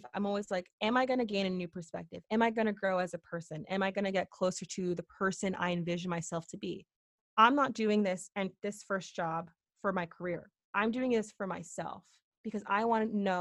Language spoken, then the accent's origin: English; Connecticut, United States; also born or lived in Boston, Massachusetts; I'm from Connecticut, went to University of Connecticut, stayed in state